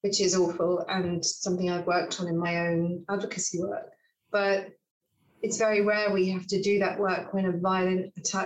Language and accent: English; England, United Kingdom; I am more comfortable in my home country of England than I probably am in other places where I didn't grow up